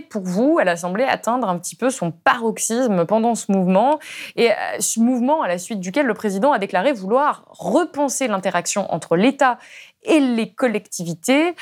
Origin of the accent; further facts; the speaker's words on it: Ardèche, Auvergne-Rhône-Alpes, France; je viens d'Ardèche, d'un tout petit village